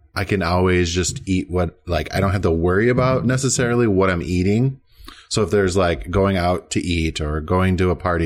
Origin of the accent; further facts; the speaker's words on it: Minneapolis, Minnesota, United States; now in Portland, United States; I'm also from Minneapolis, but where it's a lot colder